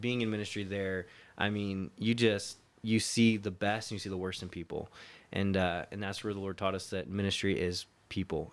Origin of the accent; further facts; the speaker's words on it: Florida, United States; moved away as an adult; also born or lived in Ohio / California; I grew up in Florida, but I was actually born in Ohio